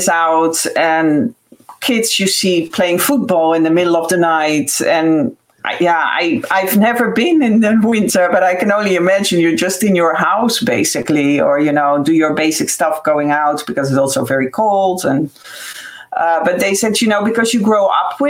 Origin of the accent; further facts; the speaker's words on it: Netherlands; moved away as an adult; also born or lived in United States; now in Ireland; I'm Dutch, so I'm from the Netherlands, but I have a house here on the West Coast